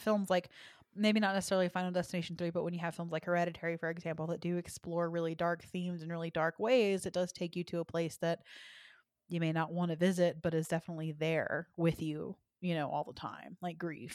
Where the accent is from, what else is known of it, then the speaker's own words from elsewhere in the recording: Dallas, Texas, United States; I'm from Dallas, and we had Six Flags over Texas and Arlington, so that's the one that I grew up